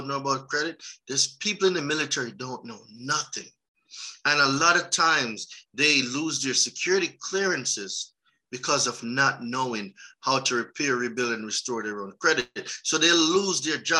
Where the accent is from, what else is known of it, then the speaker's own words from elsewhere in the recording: Jamaica; moved away as an adult; also born or lived in New York; now in United States; So I'm Jamaican.